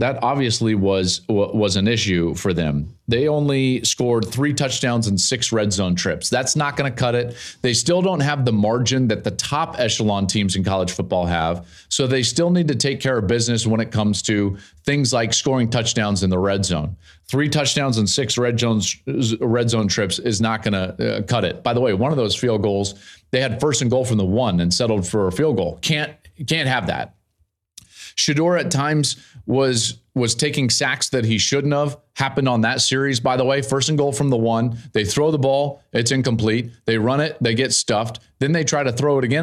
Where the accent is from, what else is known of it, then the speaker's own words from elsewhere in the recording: Colorado, United States; I grew up in Colorado, played at the University of Colorado